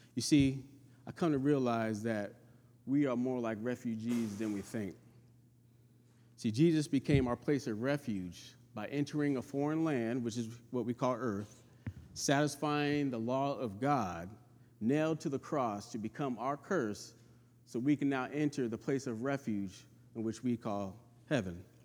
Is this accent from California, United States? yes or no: yes; California, United States; moved away as an adult; now in North Carolina, United States; I was born and raised in California, and I moved in the South in my twenties